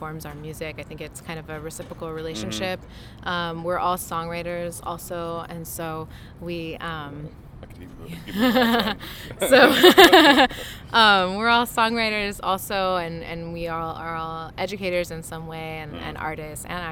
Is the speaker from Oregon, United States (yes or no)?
no; Los Angeles, California, United States; born and raised in Los Angeles.